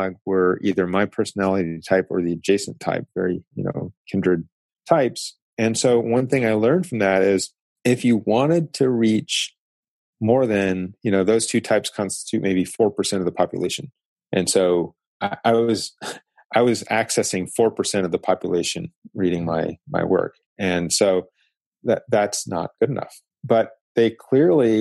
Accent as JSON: {"language": "English", "region": "Tennessee", "country": "United States", "tie": "born or raised there", "moved": "yes", "lives_now": "San Diego, United States", "said": "I grew up in Tennessee where we had seasons."}